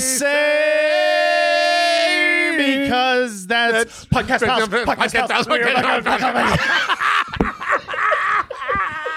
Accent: Big Bear, California, United States; Big Bear, my hometown where I was living

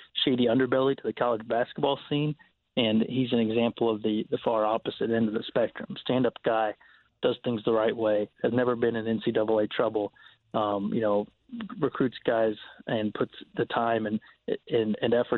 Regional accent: Sedalia, Missouri, United States; he's from my hometown. I'm a Sedalia honk

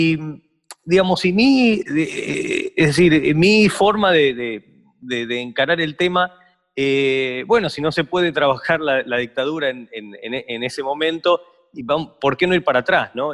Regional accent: Argentina; born or raised there

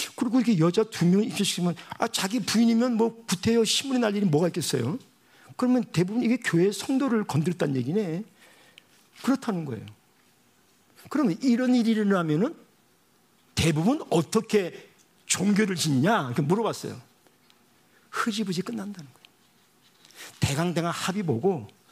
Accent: Busan, South Korea; moved away; 제가 부산에서 태어났거든요

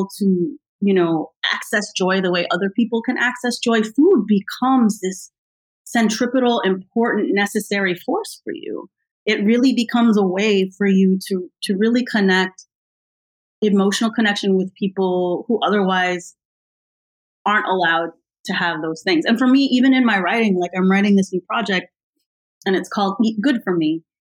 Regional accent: United States; I'm American

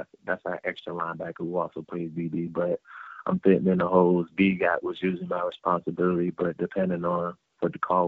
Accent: North Carolina, United States; And we're both from North Carolina, so seeing him make that switch as well motivated me to be even better.

